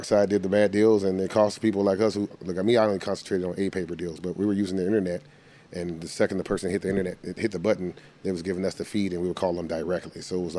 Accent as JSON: {"language": "English", "area": "the Bay Area", "region": "California", "country": "United States", "tie": "born or raised there", "said": "I'm from the Bay"}